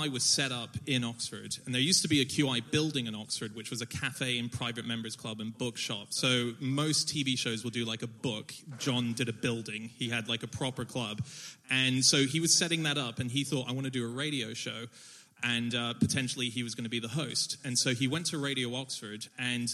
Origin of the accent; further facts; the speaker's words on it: Hong Kong; also born or lived in Sydney, Australia; now in United Kingdom; I speak Mandarin. I grew up in Hong Kong